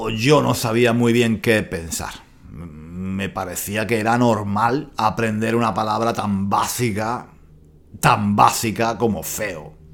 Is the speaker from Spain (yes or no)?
yes; Spain; esta persona que no es de España, no es de España, me está diciendo a mí que soy español